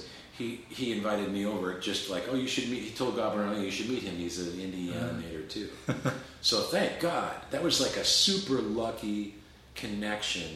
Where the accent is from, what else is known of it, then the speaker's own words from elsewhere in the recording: Seattle, Washington, United States; moved away as an adult; also born or lived in northern Puget Sound, Washington / Portland; now in Los Angeles, United States; I grew up in Seattle, and then I was in... we moved from Seattle to the... way out in the country in northern Puget Sound. I kind of lived on the beach as a teenager